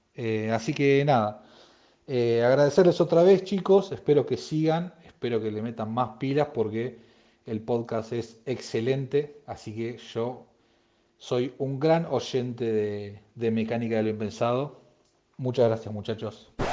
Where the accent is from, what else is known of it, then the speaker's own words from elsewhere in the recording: Mar del Plata, Buenos Aires Province, Argentina; soy de Mar del Plata